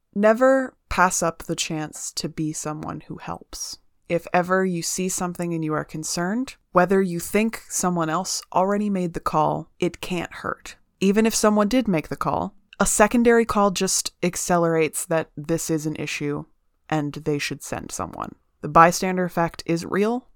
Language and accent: English; United States; I'm in America, I'm from America